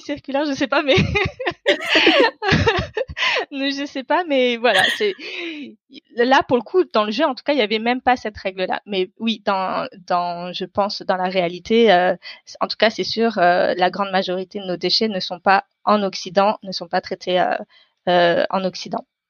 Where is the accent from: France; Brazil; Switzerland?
France; beyond the Paris ring road, Île-de-France; moved away as an adult; now in Paris, France; je suis française d'origine indienne. J'habite à Paris aujourd'hui, euh, mais je viens euh, d'au-delà du périph où j'ai mhm. grandi et jusqu'à mes études supérieures